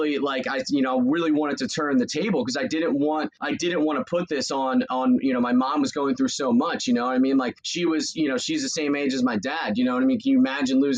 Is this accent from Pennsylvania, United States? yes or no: yes; Doylestown, Pennsylvania, United States; I grew up in Bucks County, Pennsylvania. So Doylestown